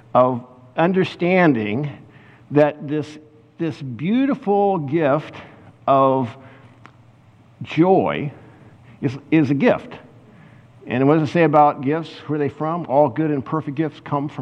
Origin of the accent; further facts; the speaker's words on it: Kansas, United States; I was from Kansas